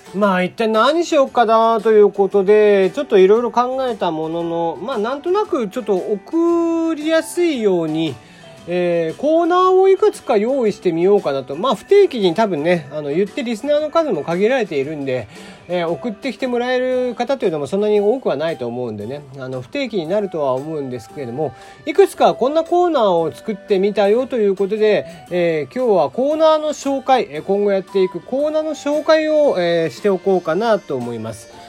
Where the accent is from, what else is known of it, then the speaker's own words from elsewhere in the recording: Kagoshima, Japan; 僕はやっぱ鹿児島生まれなんでね、まあ、結構風とか雨とか慣れている